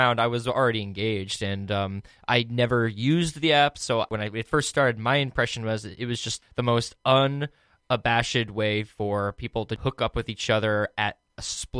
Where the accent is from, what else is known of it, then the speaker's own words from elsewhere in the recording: Hudson Valley, Upstate New York, United States; Upstate New York, Hudson Valley. I went to a private school for high school in Poughkeepsie.